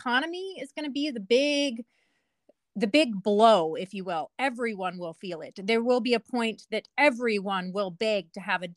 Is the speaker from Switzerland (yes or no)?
no; Nevada, United States; now in Washington, United States; I come from Nevada, or like the southwest part of America. So when I moved up here